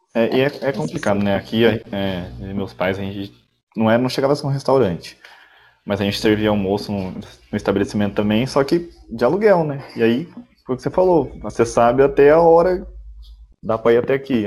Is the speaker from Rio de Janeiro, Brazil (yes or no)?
no; south of Minas Gerais, Brazil; Eu sou daqui do, do, sul de Minas